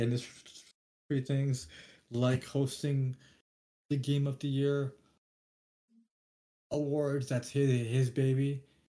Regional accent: Canada; We're Canadian

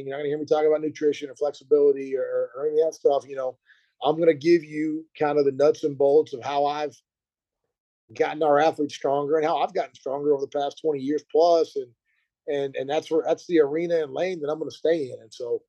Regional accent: Burkburnett, Texas, United States; also born or lived in Kansas / Virginia; I'm from a small town in North Texas, Burke Burnett.

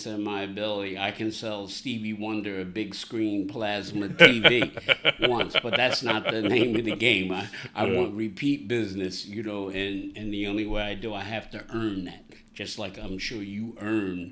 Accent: Philadelphia, Pennsylvania, United States; now in Bucks County, United States; I'm a native Philadelphian, born and raised in Philadelphia.

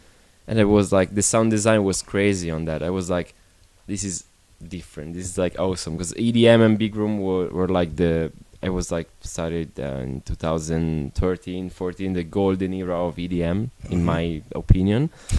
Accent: Milan, Lombardy, Italy

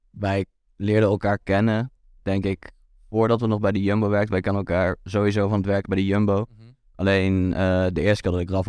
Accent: Breda, North Brabant, Netherlands; bij ons in Breda

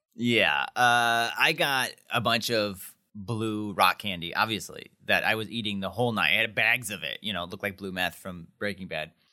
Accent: Wisconsin, United States; We're from Wisconsin

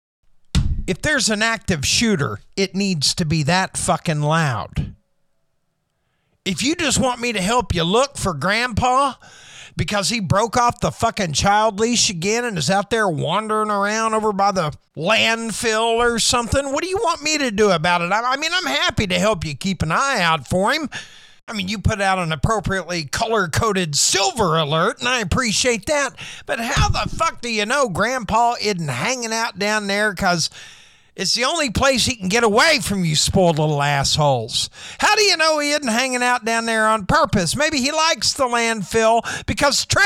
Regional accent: Oklahoma, United States; also born or lived in Bartlesville, Oklahoma / Henryetta, Oklahoma; I was born and raised right here in Oklahoma.

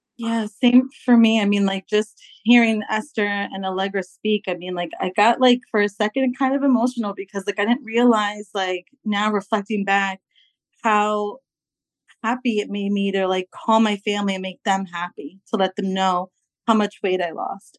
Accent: New York, United States; I'm from New York

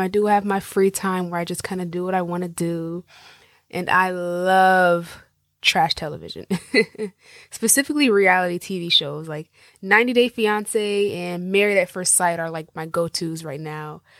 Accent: Jacksonville, Florida, United States; also born or lived in Miami, Florida; I was born and raised in the United States, in Jacksonville, Florida, the Sunshine State

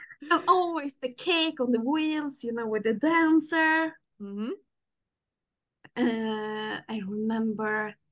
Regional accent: Sweden; I'm 29 years old. And I'm from Sweden.

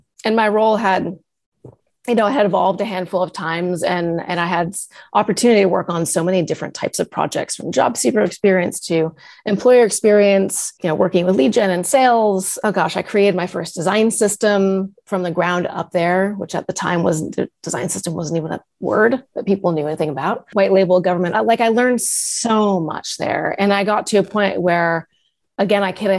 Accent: Massachusetts, United States; moved away as an adult; also born or lived in California; I had moved to Massachusetts because I wanted to go back home. I'm from Massachusetts.

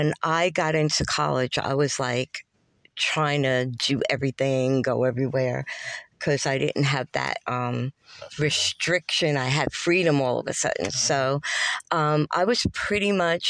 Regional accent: New York City, New York, United States; moved away as an adult; also born or lived in Long Island, New York; now in Charlotte, United States; I grew up in Queens

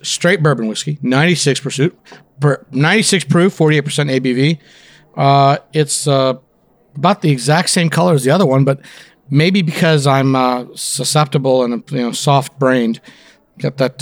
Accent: Florida, United States; born or raised there; also born or lived in India / Canada

